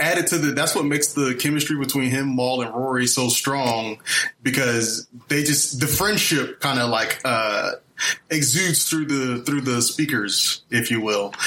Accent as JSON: {"language": "English", "town": "Fort Lauderdale", "region": "Florida", "country": "United States", "moved": "as an adult", "lives_now": "Los Angeles, United States", "said": "I'm from Fort Lauderdale, Florida."}